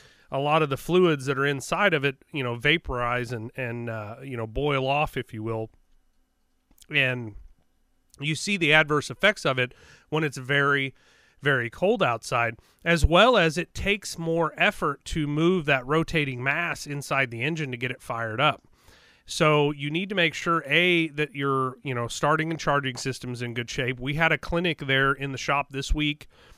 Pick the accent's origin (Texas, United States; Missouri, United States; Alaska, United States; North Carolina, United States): Missouri, United States; Joplin; also born or lived in LaPorte, Indiana; I grew up north for a little while. I'm originally from the Joplin, Carthage, you know, Neosho area as a young kid. And then we moved up north to, it would be the east side of Lake Michigan. LaPorte, Indiana is where I spent a portion of my childhood.